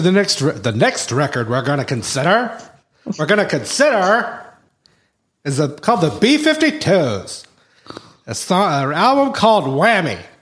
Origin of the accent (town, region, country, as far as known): the South, United States; accent: southern